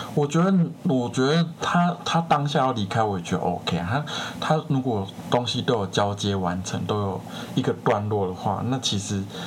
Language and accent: Chinese; Taiwan; 我们台湾人